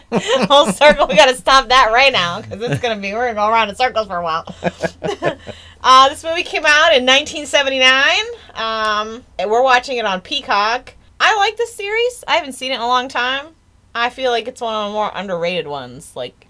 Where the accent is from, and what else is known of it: United States